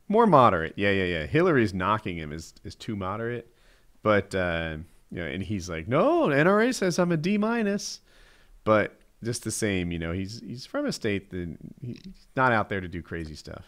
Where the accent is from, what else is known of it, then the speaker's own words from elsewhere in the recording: New Jersey, United States; I'm from Jersey